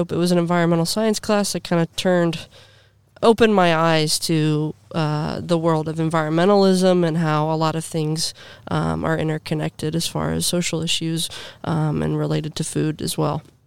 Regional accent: Granville, Ohio, United States; I grew up in Granville, Ohio

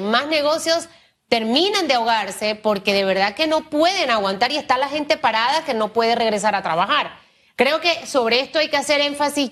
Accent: Panama; yo como panameña, como periodista, como eh, pequeña empresaria

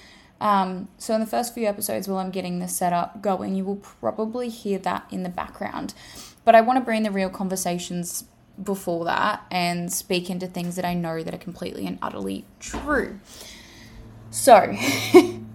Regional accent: Australia; accent: Australian; As you can tell from my accent, I am an Australian female.

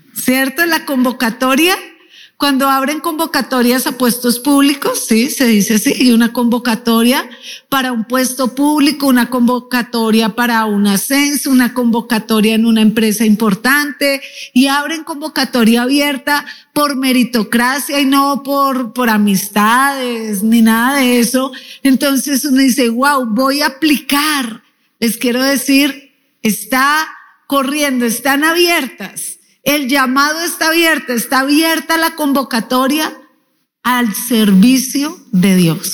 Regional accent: Colombia; diríamos en Colombia

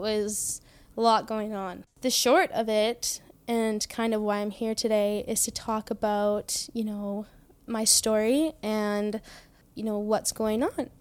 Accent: Trail, British Columbia, Canada; I was born in Trail, B C. I grew up on a farm.

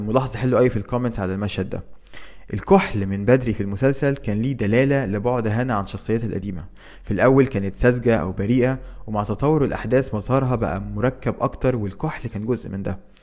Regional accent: Egypt; وعندنا في مصر

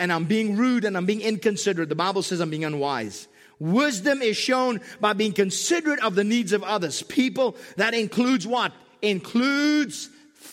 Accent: South Africa; now in Southern California, United States; I'm from South Africa

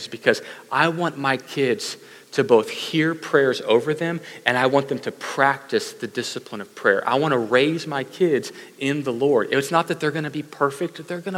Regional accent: Katy, Texas, United States; I grew up in Katy, but not the farming Katy, the other one

